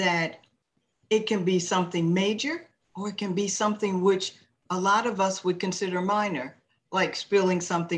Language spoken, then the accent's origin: English; Maryland, United States; Well, would you believe I'm in the tropics by way of Maryland?